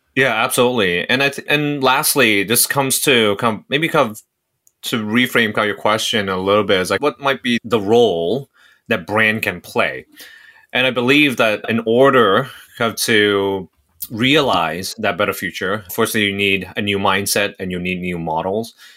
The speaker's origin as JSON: {"language": "English", "country": "Hong Kong", "tie": "born or raised there", "also_born_or_lived": "Singapore", "moved": "as an adult", "lives_now": "United States", "said": "So I'm from Singapore. Uh, I grew up in Hong Kong. I came to the U S for college or university"}